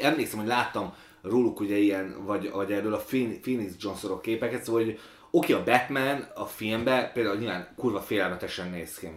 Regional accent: Budapest, Hungary; also born or lived in Ukraine; ilyen belső pesti, bár budai vagyok

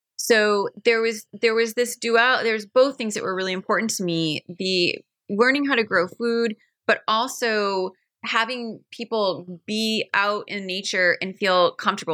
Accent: Maine, United States; I have the pleasure of growing up in Maine. The fortune I was so fortunate to grow up in Maine

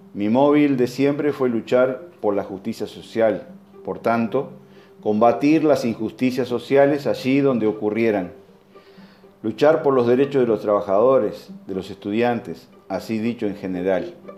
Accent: Uruguay; also born or lived in Soriano; Como cualquier uruguayo sensible

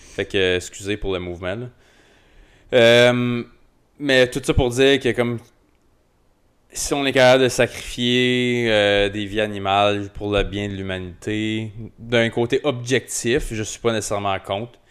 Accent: Rockland, Ontario, Canada; j'ai grandi à Rockland

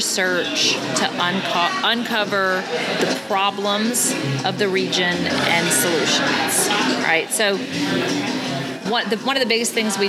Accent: Baton Rouge, Louisiana, United States; moved away as an adult; also born or lived in Winfield, Louisiana / Austin, Texas / Fayetteville, Arkansas; now in Arkansas, United States; I grew up in Winfield, Louisiana, which is North Central. And then my family moved to Baton Rouge, graduated from high school in Baton Rouge, Louisiana

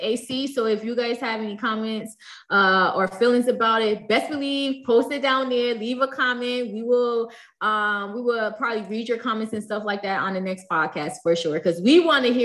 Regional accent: New Jersey, United States; accent: New Jersey; my New Jersey accent

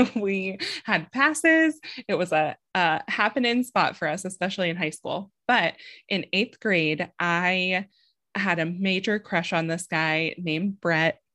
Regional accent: San Diego, California, United States; I'm from Southern California. I grew up in San Diego.

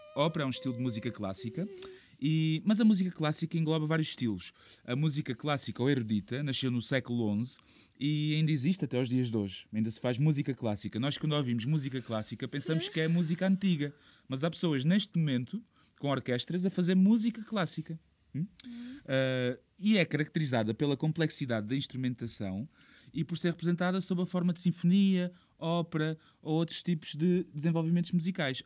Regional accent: Portugal

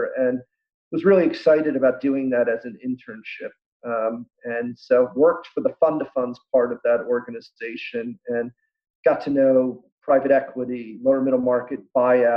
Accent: Baltimore, Maryland, United States; also born or lived in Philadelphia, United States; I am from the Baltimore area originally

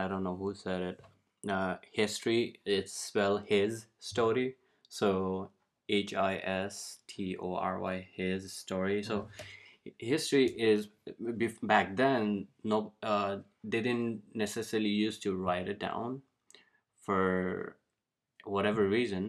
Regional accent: Nepal; now in United States; I was born in Nepal, and Nepal's primary religion is Hinduism

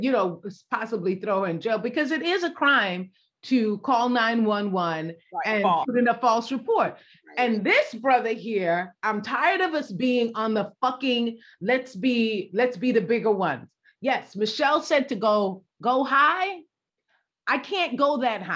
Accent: New York, United States; also born or lived in Jamaica; I'm a New Yorker

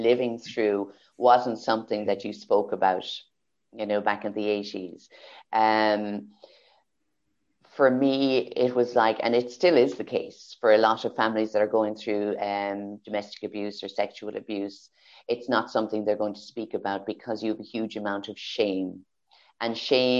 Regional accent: Kildare, Leinster, Ireland; moved away; also born or lived in Carlow, Ireland / Galway, Ireland; I was born in Carlow, raised in Kildare, and moved to Galway.

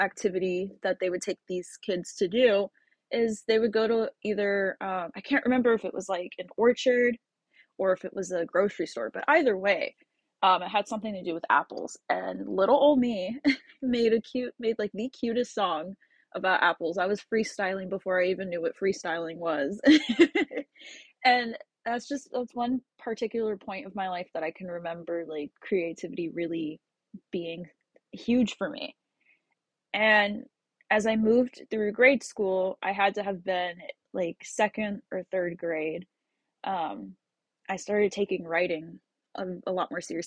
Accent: Tampa, Florida, United States; I grew up in Carrollwood

